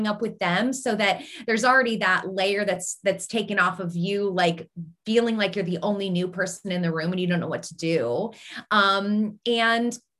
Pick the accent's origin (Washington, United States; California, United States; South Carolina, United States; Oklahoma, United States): Washington, United States; Seattle; moved away as an adult; now in Pittsburgh, United States; I'm originally from Seattle